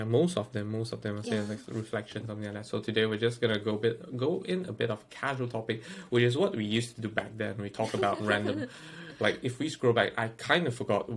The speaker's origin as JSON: {"language": "English", "country": "Malaysia", "tie": "born or raised there", "moved": "as an adult", "lives_now": "United Kingdom", "said": "we are both from Malaysia. We've been living the Malaysia idea. I mean, like, we've been implanted the Malaysian way of thought for like the past 20 years"}